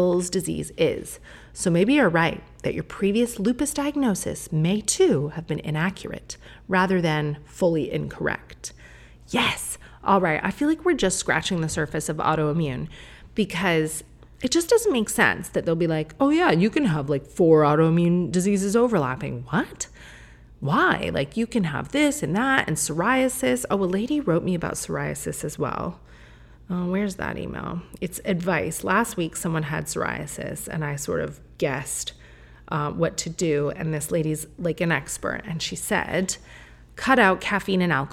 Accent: Sarnia, Ontario, Canada; moved away; we're from Sarnia.

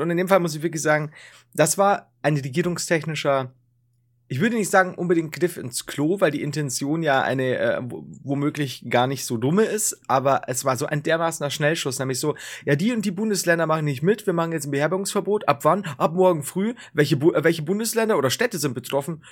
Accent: Bavaria, Germany; ich komme selbst aus Bayern. Ich bin quasi Bayern

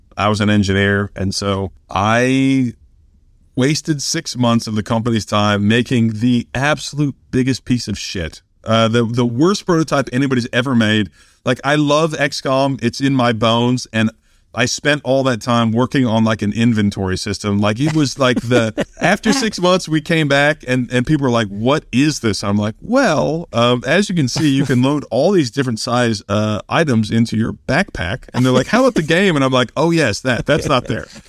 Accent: Kansas City, United States; moved away; also born or lived in Oklahoma; I was from Kansas City

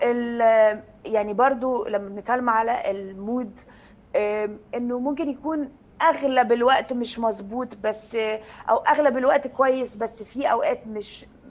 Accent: Egypt; انا كبرت يعني في مصر

